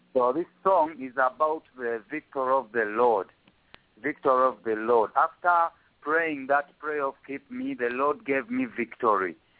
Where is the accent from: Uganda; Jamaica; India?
Uganda; first language Luganda; English is a second language; my native language, Luganda